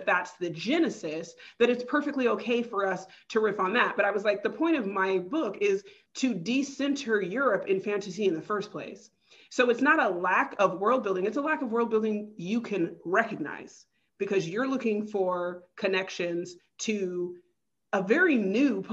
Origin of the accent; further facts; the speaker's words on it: California, United States; I'm not Central African. I'm from California. I'm Black American.